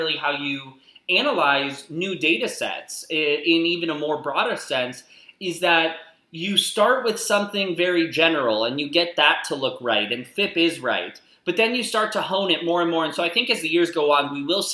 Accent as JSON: {"language": "English", "region": "Arizona", "country": "United States", "moved": "yes", "said": "I'm from Arizona."}